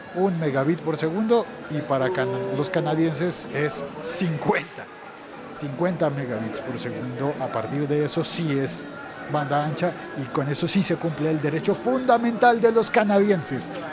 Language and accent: Spanish; Colombia; En el mío, en mi país, en Colombia